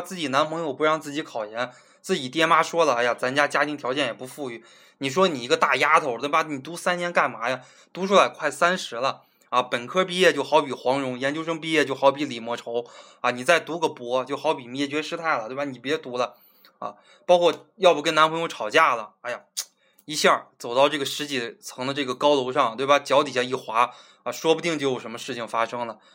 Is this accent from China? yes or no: yes; Zhangjiakou, Hebei, China; 我在我老家河北的一个小的地基市哈，张家口